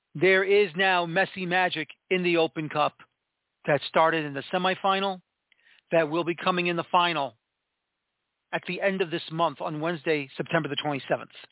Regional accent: New York City, New York, United States; I am from New York City

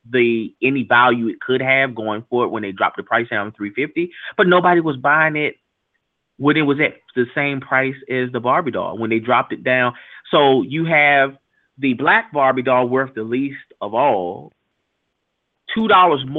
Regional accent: United States; born there; I was born here in America and we don't wear that.

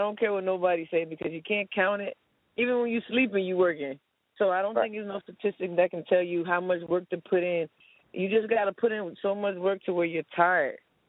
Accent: Miami, Florida, United States; No, I grew up in Miami, small town in Miami called New York City.

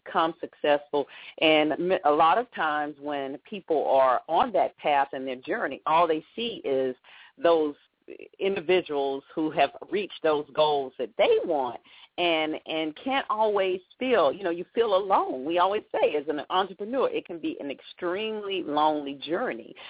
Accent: Atlanta, Georgia, United States; moved away; I'm from Atlanta

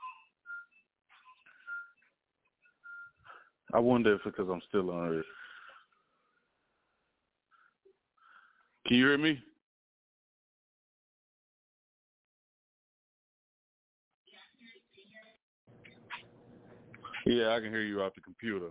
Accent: Fort Worth, Texas, United States; I'm from Fort Worth, Texas, west side of Fort Worth, Texas

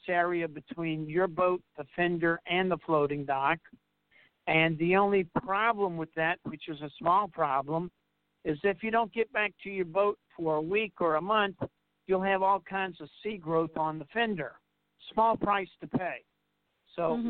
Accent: New Orleans, Louisiana, United States; moved away; we're originally from New Orleans

